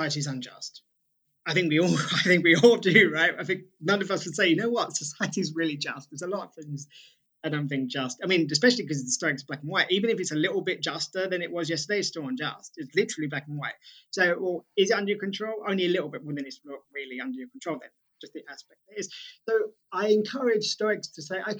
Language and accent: English; United Kingdom; As a British person